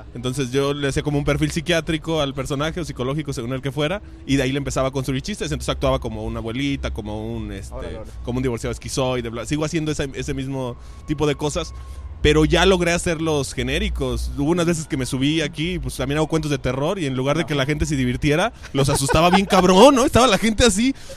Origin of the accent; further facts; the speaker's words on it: Querétaro, Mexico; now in Guadalajara, Mexico; nací en Querétaro, pero vivo aquí desde hace muchos años